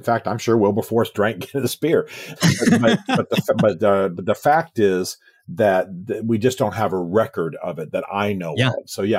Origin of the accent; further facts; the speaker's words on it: Germany; I have a close connection to Germany. I think I've already said I was raised in Germany.